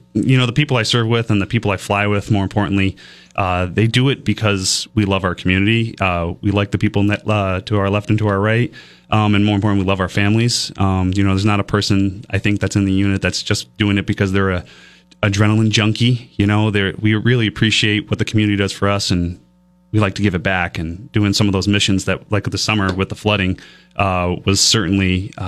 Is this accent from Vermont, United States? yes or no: yes; Milton, Vermont, United States; So from Milton, Vermont.